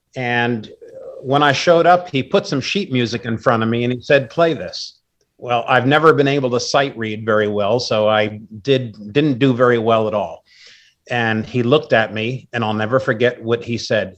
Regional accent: Wappingers Falls, New York, United States; moved away as an adult; now in Maryland, United States; I grew up in New York, currently live in Maryland, but I've lived all over the world

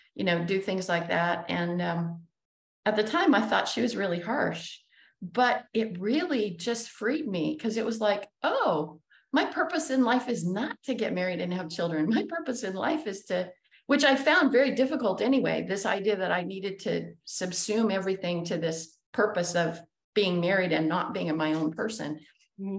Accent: Utah, United States; we grew up in Utah

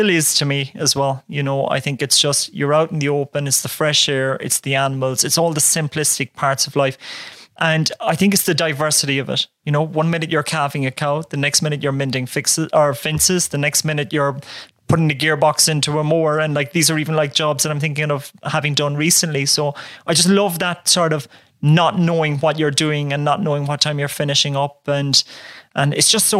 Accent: North Cork, Munster, Ireland; So I grew up on a farm, humble background. So in Castletown Road, which is a small little village in North Cork

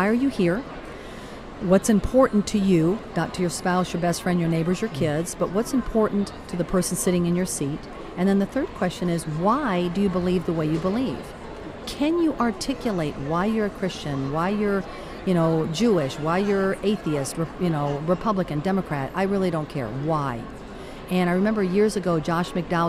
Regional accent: Caracas, Capital District, Venezuela; moved away; also born or lived in Miami; I'm actually from Caracas, Venezuela

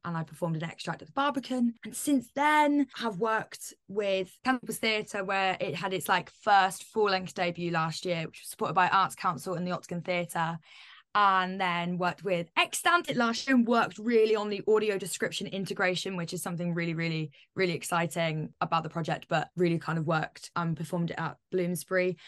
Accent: Northampton, East Midlands, United Kingdom; moved away; I'm originally from Northampton

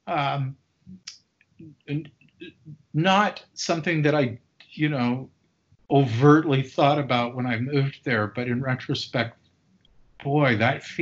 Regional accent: Canada; where I grew up in Canada

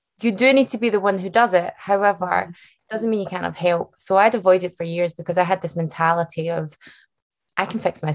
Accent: Glasgow, Scotland, United Kingdom; accent: Scottish; it's a Scottish accent that you're hearing, not Irish or Australian, but full bred Scottish. And I'm from Glasgow.

